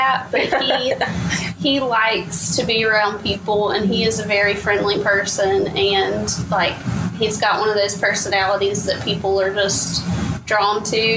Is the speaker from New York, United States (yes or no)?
no; Tuscaloosa, Alabama, United States; also born or lived in Florida; I am from Tuscaloosa, Alabama. I was actually born in Florida, but have lived in Tuscaloosa pretty much my whole life